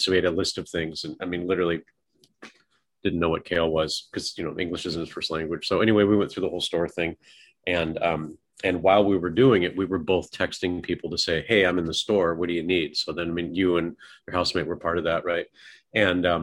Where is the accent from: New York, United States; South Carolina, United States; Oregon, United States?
Oregon, United States; now in Texas, United States; I grew up in an earthquake area. I moved from Oregon.